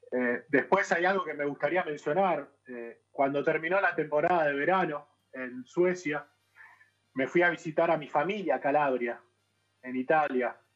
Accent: Buenos Aires, Argentina; para mí, que soy de Buenos Aires, son casi que desconocidas, ¿no?

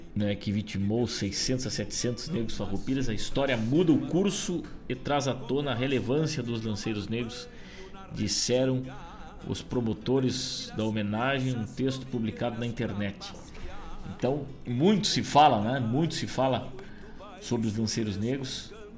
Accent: Rosário do Sul, Rio Grande do Sul, Brazil; a minha terra, a minha querida Rosário do Sul

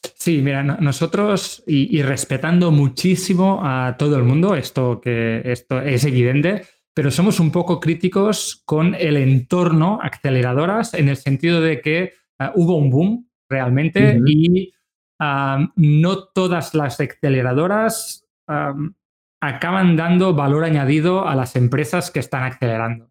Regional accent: Manresa, Catalonia, Spain; nosotros somos de Manresa, que es una ciudad cercana a Barcelona

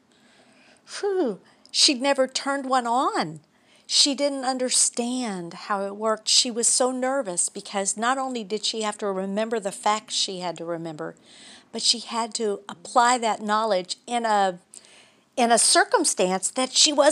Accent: Baton Rouge, Louisiana, United States; we're from Baton Rouge, Louisiana

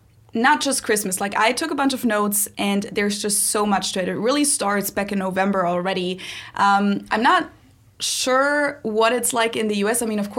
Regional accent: Munich, Bavaria, Germany; I'm from the south of Germany. For those of you who don't know, I'm from Munich, which is in Bavaria.

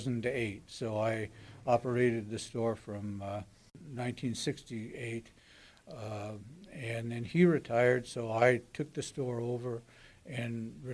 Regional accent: Colfax, Washington, United States; born there; Actually, I was born in Colfax, but I lived at the depot down here in Potlatch for the first year of my life.

